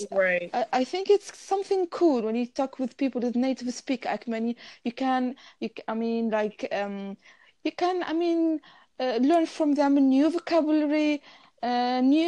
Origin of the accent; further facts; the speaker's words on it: Tunisia; first language Arabic; English is a second language; I'm Tunisian